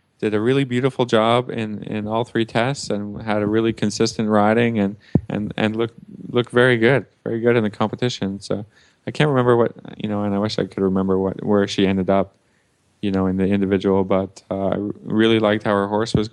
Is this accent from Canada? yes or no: yes; Canada; I'm a Canadian